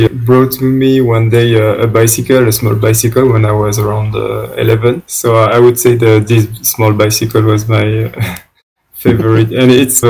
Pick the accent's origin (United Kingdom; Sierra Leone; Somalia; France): France; around Marseille, Provence-Alpes-Côte d'Azur; English is a second language; moved away as an adult; also born or lived in Madagascar; now in Romania; I grew up around Marseille on the coast, nearby the sea, like literally 50 meters away from the seashore.